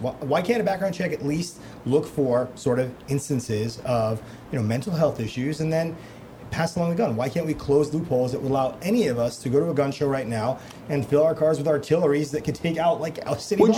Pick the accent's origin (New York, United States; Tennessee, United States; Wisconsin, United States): New York, United States; growing up in New York, I grew up in the sort of shadow of Donald Trump